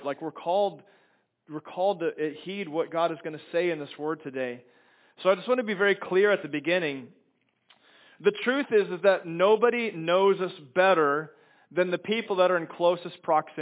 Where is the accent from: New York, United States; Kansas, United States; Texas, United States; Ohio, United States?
Kansas, United States; moved away; I'm from Kansas